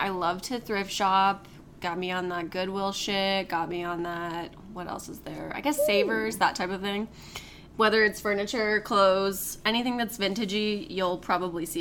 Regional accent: Arizona, United States; we're from Arizona

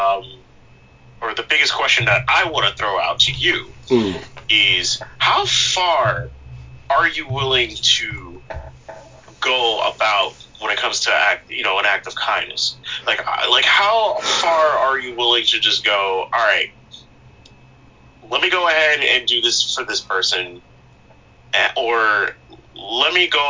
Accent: Long Island, New York, United States; I'm from Long Island

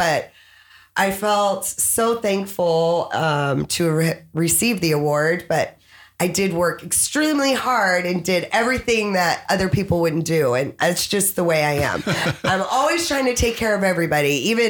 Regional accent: Boston, Massachusetts, United States; also born or lived in Frankfurt, Germany / Dover, New Hampshire / Corpus Christi, Texas; now in Playas del Coco, Costa Rica; I grew up in Boston, Massachusetts

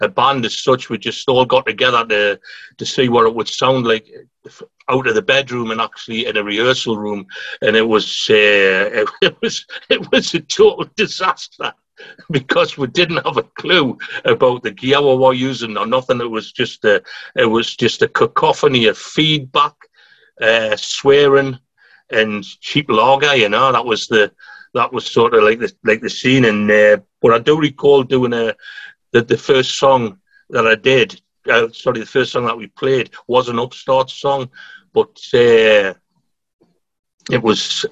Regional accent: Newcastle upon Tyne, North East England, United Kingdom; I'm not a Macam, so I'm a Geordie

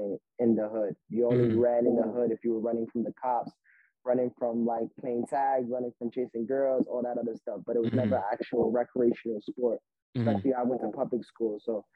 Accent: New York City, New York, United States; Born and raised in Brooklyn, New York

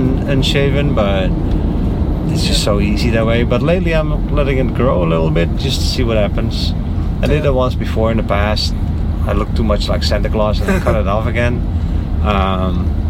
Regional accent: Netherlands; now in Florida, United States; I was born in the Netherlands

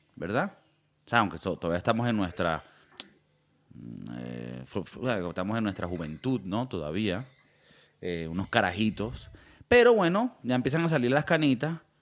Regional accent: Valencia, Carabobo, Venezuela; Yo soy de Valencia

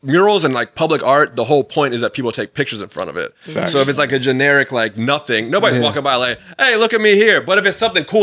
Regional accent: Dale City, Virginia, United States; now in Fairfax, United States; I grew up in Dale City. I live in Fairfax now

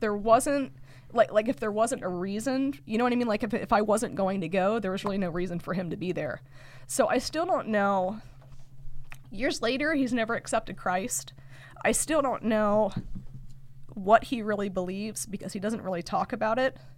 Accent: Lock Haven, Pennsylvania, United States; I'm from Lock Haven

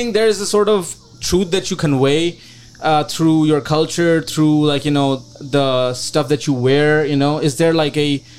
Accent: Pakistan; moved away; Because this was the same year that I came from Pakistan as well.

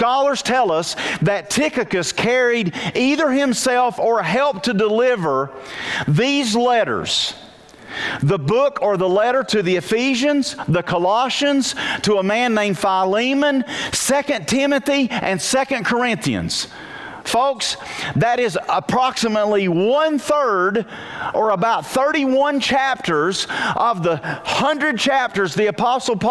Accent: Wilkes County, North Carolina, United States; I'm a nobody from Wilkes County. I went to West Wilkes High School, graduated, went to Appalachian

